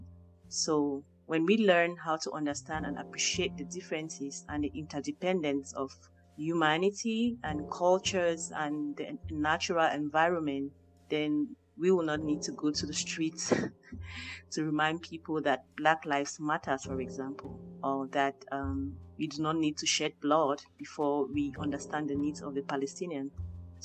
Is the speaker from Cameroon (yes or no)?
yes; Cameroon; moved away; growing up in Cameroon